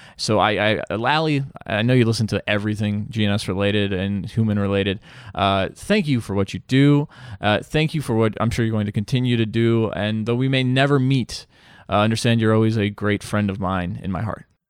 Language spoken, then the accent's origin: English; Bosnia & Herzegovina; moved away; I'm from Eastern Europe, Bosnia, to be, uh, exact.